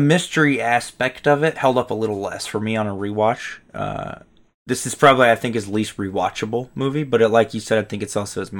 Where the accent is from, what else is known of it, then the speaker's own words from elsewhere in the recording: Colorado, United States; also born or lived in Wyoming; my childhood, I grew up in Colorado and Wyoming, a lot of it, and definitely similar, you know, like, rural mountain towns